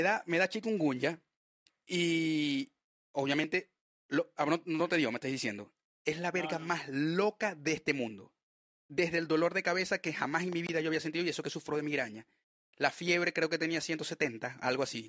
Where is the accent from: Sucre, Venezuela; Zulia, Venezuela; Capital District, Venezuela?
Zulia, Venezuela; Maracaibo; moved away as an adult; now in Chile; la región de donde yo soy